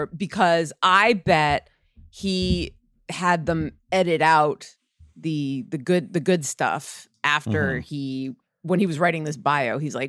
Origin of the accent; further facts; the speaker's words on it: United States; Yes, I remember that. I'm American.